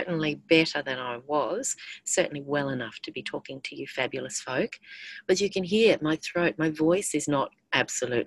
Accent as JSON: {"language": "English", "country": "Australia", "said": "I'm an Australian clinical and forensic psychologist"}